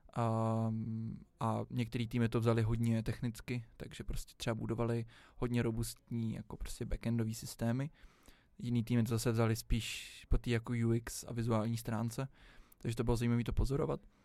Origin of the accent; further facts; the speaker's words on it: Prague, Czechia; jsem vždycky celý život žil v Praze